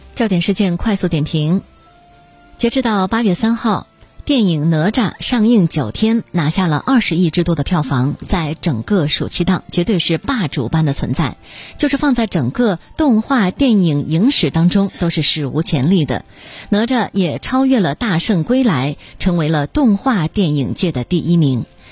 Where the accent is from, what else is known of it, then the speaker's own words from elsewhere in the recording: China; 我们中国人本身，我们有着自己的民族的情感，我们有着文化的浸润